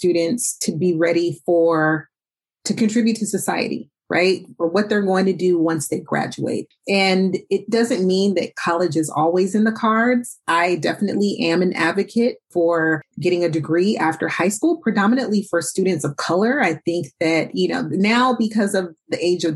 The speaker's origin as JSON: {"language": "English", "town": "Oakland", "region": "California", "country": "United States", "tie": "born or raised there", "said": "I grew up here in Oakland"}